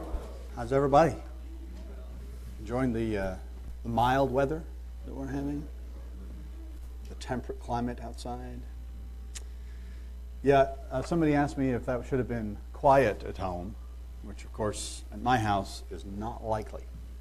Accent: Liverpool, North West England, United Kingdom; born there; But I was born in Liverpool, but that's really not my home. I don't remember that, obviously.

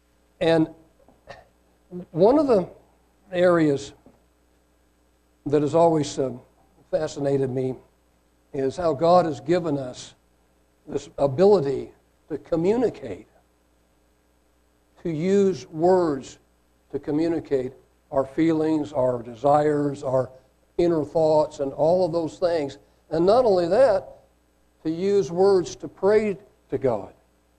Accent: Caracas, Capital District, Venezuela; born there; I was born in Caracas, Venezuela, and thankfully my parents were naturalized citizens, so I not only got a Venezuelan birth certificate, but I also got an American birth certificate at the same time.

